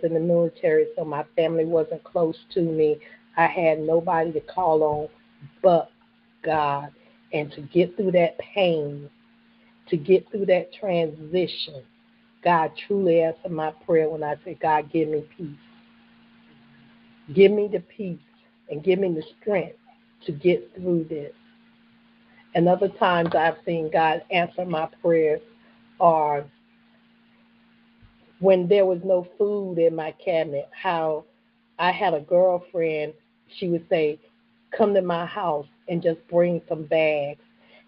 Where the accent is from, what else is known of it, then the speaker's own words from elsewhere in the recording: the South, United States; So growing up in the South, that's where you grew up, that was in the church.